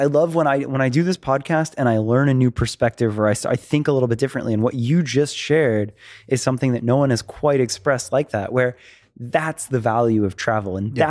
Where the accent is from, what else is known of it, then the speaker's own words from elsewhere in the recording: Florida, United States; now in Los Angeles, United States; I talk about Los Angeles so much because I moved here from Florida.